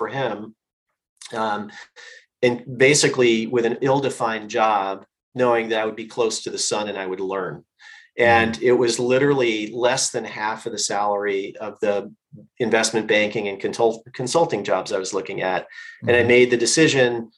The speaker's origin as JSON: {"language": "English", "region": "Northwest Indiana", "country": "United States", "tie": "born or raised there", "said": "I grew up in a small town in Northwest Indiana"}